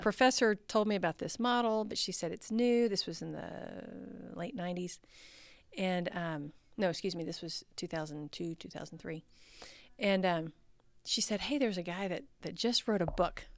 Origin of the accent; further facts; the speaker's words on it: Texas, United States; I grew up in the South. I grew up in Texas